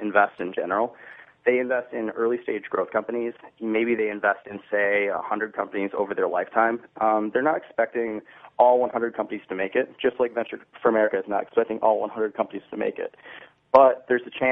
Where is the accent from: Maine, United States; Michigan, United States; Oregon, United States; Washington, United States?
Michigan, United States; Troy; I grew up in Troy, Michigan.